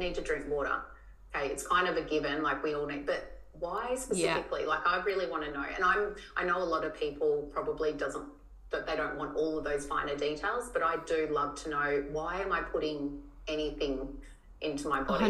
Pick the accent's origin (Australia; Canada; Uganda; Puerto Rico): Australia; Tasmania; moved away; where I grew up in Tassie